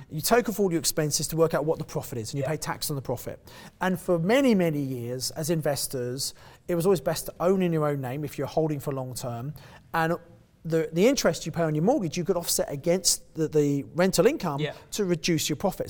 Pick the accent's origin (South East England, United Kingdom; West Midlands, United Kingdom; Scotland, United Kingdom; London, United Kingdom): South East England, United Kingdom; Kent; moved away as an adult; also born or lived in Birmingham; I come from Kent originally